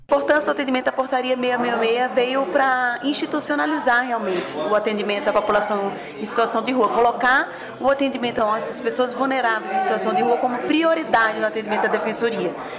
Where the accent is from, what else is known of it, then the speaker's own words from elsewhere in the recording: Fortaleza, Ceará, Brazil; moved away as an adult; now in Brasília, Brazil; Eu sou cearense, sou de Fortaleza. Vim para trabalhar em Brasília